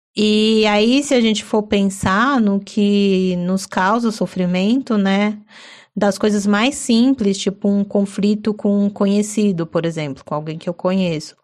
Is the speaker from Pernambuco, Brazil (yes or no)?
no; São Paulo, Brazil